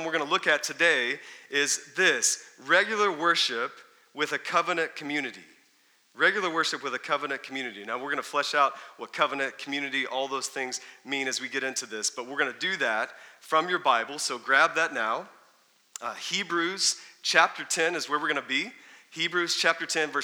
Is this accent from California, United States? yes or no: no; Texas, United States; I grew up in Texas